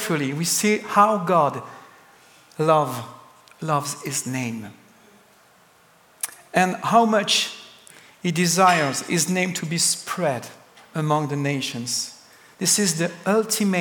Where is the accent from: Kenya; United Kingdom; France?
France; English is a second language; I come from France, the country of the best cheese